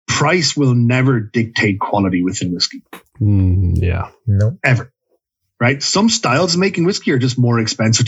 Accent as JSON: {"language": "English", "country": "Ireland", "tie": "born or raised there", "moved": "yes", "lives_now": "Canada", "said": "I remember growing up in Ireland"}